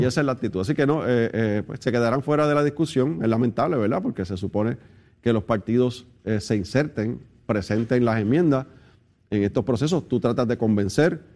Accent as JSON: {"language": "Spanish", "country": "Puerto Rico", "said": "nosotros los puertorriqueños"}